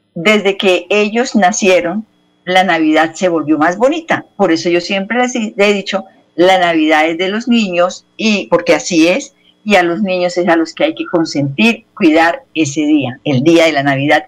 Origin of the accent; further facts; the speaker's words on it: Bucaramanga, Santander, Colombia; yo vengo de Bucaramanga